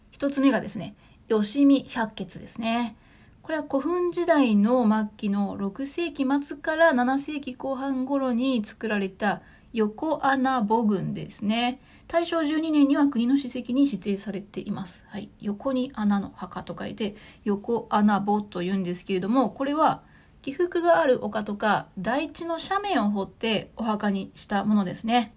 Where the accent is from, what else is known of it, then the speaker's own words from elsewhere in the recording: Hyogo, Japan; 私の地元兵庫県